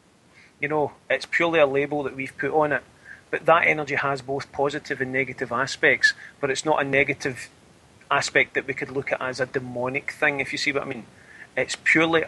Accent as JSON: {"language": "English", "region": "Scotland", "country": "United Kingdom", "said": "I'm Scottish"}